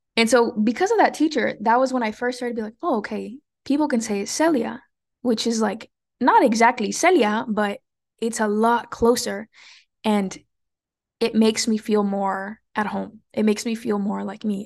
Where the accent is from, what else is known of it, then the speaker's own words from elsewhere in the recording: California, United States; even though I was born in California, I always lived in a Mexican bubble.